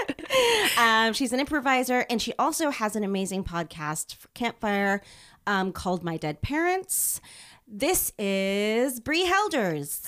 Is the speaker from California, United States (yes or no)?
yes; San Jose, California, United States; my hometown, San Jose